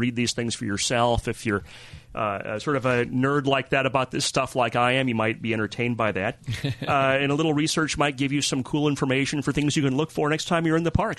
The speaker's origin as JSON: {"language": "English", "region": "Southern California", "country": "United States", "tie": "born or raised there", "also_born_or_lived": "Los Alamitos / Seal Beach", "said": "I was born in Southern California, mm-hmm. and we lived in Los Alamitos and Seal Beach for a while."}